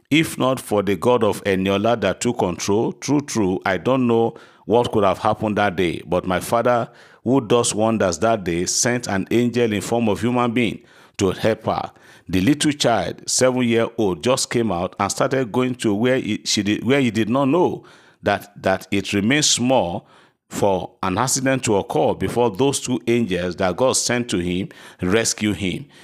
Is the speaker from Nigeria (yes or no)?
yes; Erinle, Nigeria; I am so passing person from Erinle in Oshun State. I think Erinle is in Kwara State, not in Oshun. I'm from Erinle.